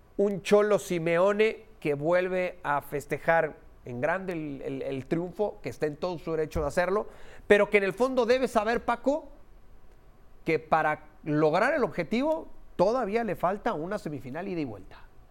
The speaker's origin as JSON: {"language": "Spanish", "country": "Mexico", "said": "para nosotros como mexicanos"}